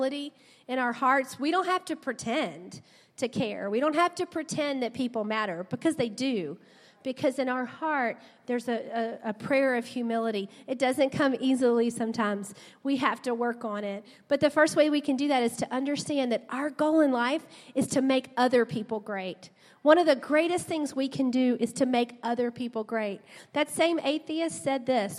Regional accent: South Louisiana, United States; We grew up in South Louisiana

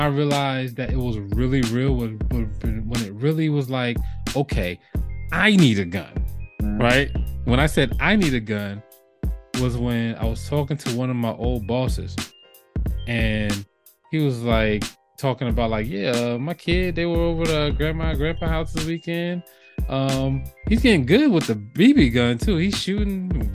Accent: New Jersey, United States; moved away as an adult; growing up in Jersey, we don't have a lot of guns around

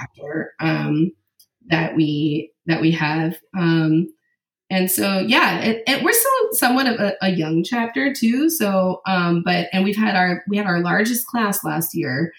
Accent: Raleigh-Durham area, North Carolina, United States; I'm from the Raleigh-Durham area

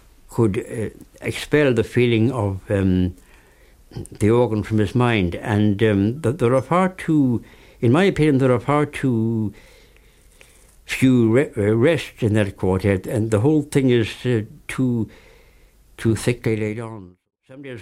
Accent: Ireland

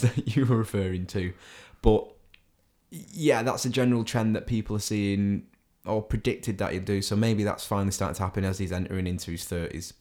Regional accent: Salford, North West England, United Kingdom; a Manchester City fan from the city of Salford.

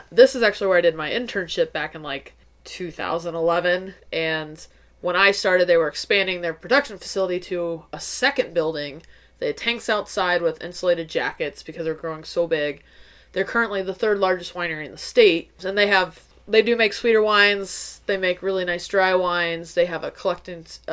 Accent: Missouri, United States; I was born and raised in Missouri

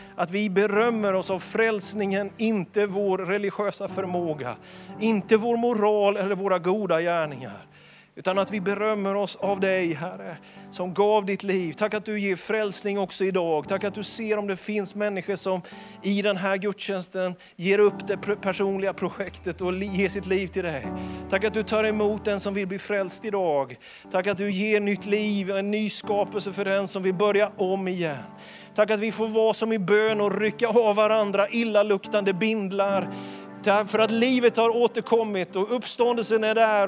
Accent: Småland, Sweden; Man sätter inte potäter, som vi smålänningar säger

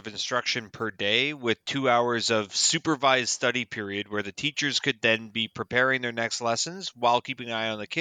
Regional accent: Toronto, Ontario, Canada; I grew up in Toronto

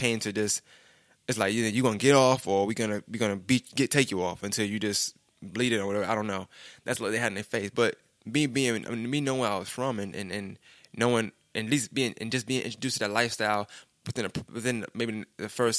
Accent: New York City, New York, United States; I'm really from New York

